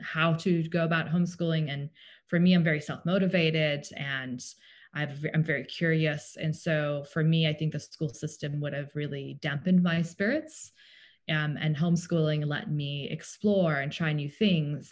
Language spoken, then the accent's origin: English; Cape Town, Western Cape, South Africa; also born or lived in Tennessee, United States; now in United States; we are from South Africa originally. So I grew up going to public school in Cape Town